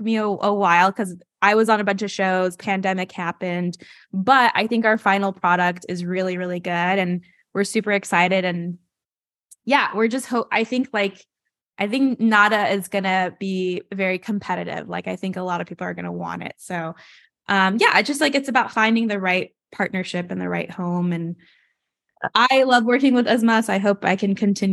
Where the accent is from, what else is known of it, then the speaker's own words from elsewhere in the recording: Los Angeles, California, United States; I'm from Los Angeles